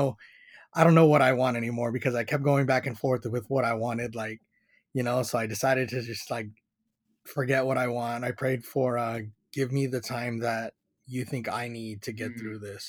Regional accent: San Diego, California, United States; I grew up in Paradise Hills

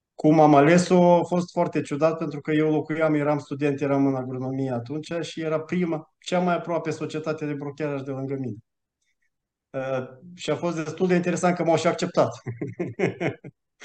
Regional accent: Romania; moved away as an adult; also born or lived in Malta; now in Switzerland; am plecat din România în 2016, am mutat în Malta, după care în Elveția

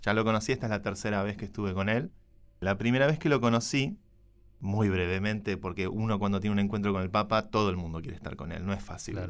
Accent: Buenos Aires, Argentina; todos los que somos de Buenos Aires

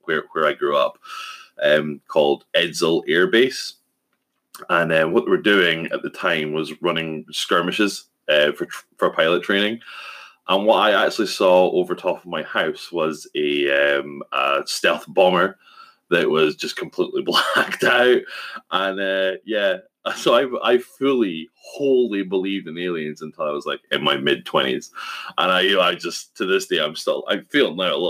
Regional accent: Scotland, United Kingdom; my hometown in Scotland

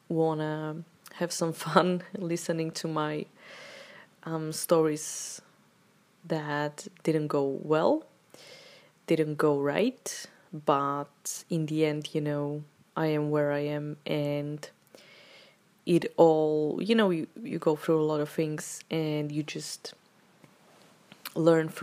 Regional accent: Slovakia; moved away; also born or lived in Czech Republic; I come from Slovakia

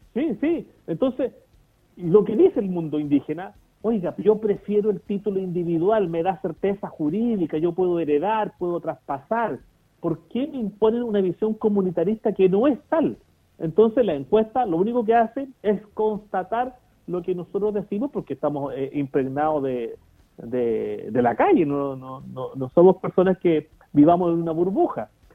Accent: Chile; sentirnos parte de un, de un Estado, que el Estado chileno, ¿cierto? Pero reconociendo nuestros orígenes

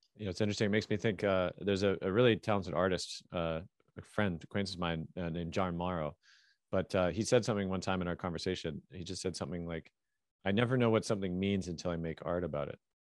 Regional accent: Canada; I'm Canadian

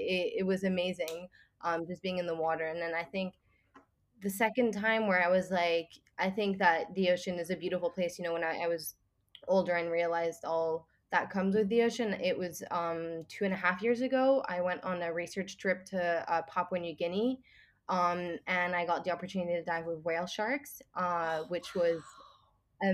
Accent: Singapore; also born or lived in Switzerland; I'm originally from Switzerland, but I moved to Singapore when I was 5, and I've lived here for almost 13 years

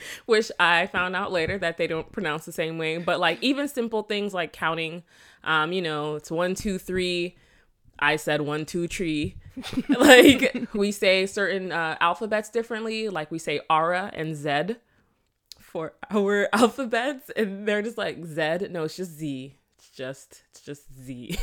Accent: South Florida, United States; born or raised there; accent: Patois; also born or lived in Jamaica

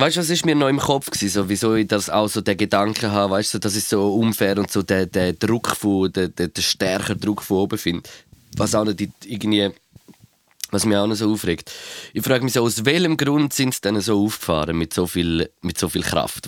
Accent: Switzerland; Aber ich weiß nicht, ob es bei uns in der Schweiz ist.

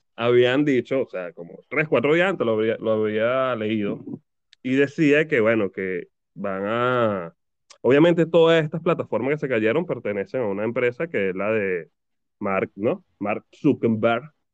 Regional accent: Venezuela; now in Argentina

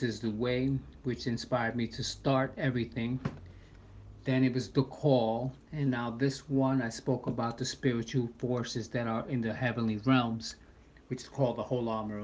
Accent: New York City, New York, United States; I'm a born and raised in New York City on the Upper East Side of Manhattan

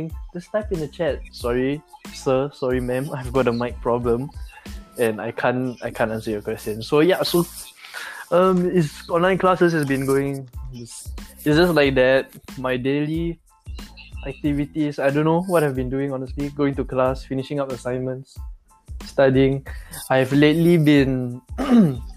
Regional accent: Malaysia; we're from Malaysia

